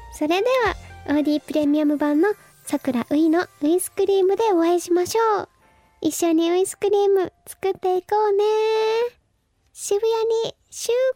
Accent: Fukuoka, Japan; now in Tokyo, Japan; 私福岡県出身

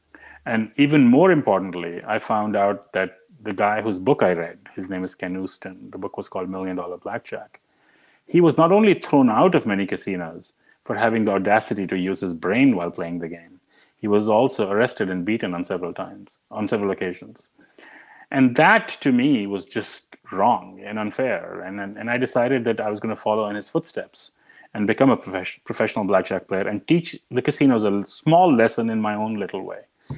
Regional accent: India; But it all goes back to growing up in India. And I grew up in India in the 70s and in the early 80s.

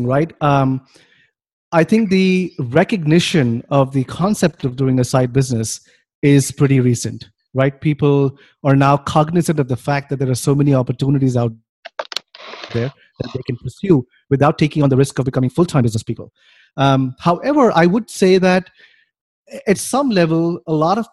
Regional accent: Mumbai, Maharashtra, India; moved away as an adult; also born or lived in Cincinnati, Ohio, United States; now in United States; I grew up in India, in the city of Bombay, which is now called Mumbai

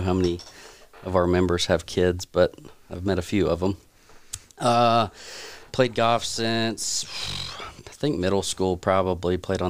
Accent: South Carolina, United States; now in Johnson City, United States; Also born in South Carolina. I live in Johnson City with my wife.

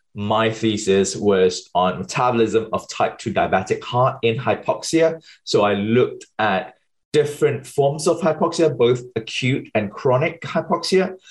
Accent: Malaysia; moved away as an adult; also born or lived in United Kingdom / New York City, United States; I was born and bred in Malaysia. Um, so, until I was 20 years old, finished my A levels, I moved to the UK

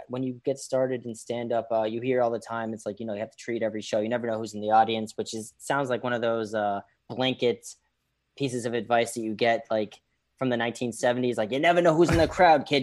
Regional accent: Boston, Massachusetts, United States; now in New York City, United States; I grew up in Boston

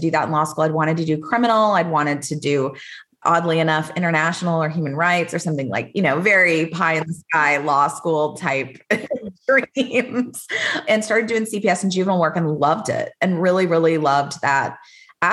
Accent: Austin, Texas, United States; also born or lived in Dallas; I was from here, Austin originally.

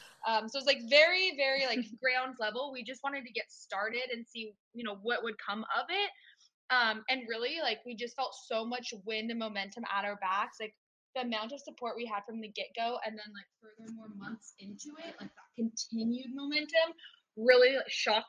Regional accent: Washington, United States; I'm from a smaller town in Washington State, just south of Seattle.

